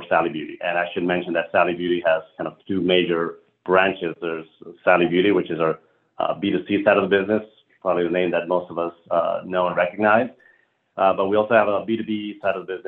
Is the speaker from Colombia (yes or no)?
yes; Colombia; moved away; I'm originally from Colombia, South America